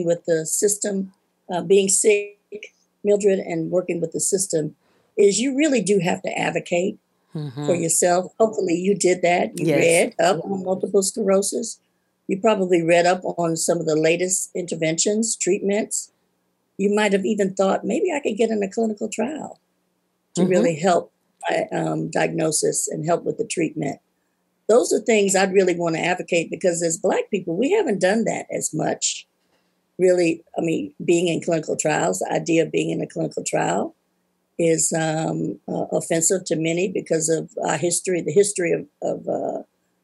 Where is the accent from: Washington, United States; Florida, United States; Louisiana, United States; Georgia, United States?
Georgia, United States; Atlanta; now in Tuscaloosa, United States; I'm from Atlanta, Georgia